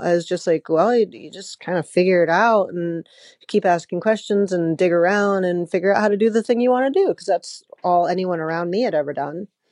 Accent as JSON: {"language": "English", "town": "Atlanta", "region": "Georgia", "country": "United States", "tie": "born or raised there", "said": "I grew up in Atlanta"}